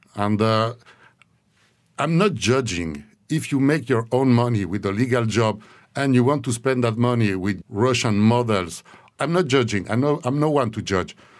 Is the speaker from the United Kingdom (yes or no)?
no; Switzerland; moved away; I needed to go back to my, to my home country, Switzerland